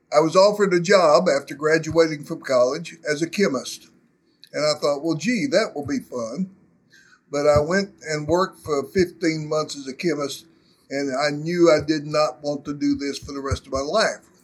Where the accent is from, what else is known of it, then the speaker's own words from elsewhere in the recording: Arkansas Delta, United States; I grew up in the Arkansas Delta.